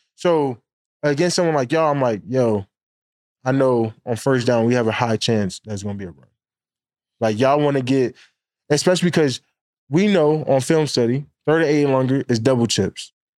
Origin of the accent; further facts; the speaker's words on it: Harrisburg, Pennsylvania, United States; I'm from Harrisburg.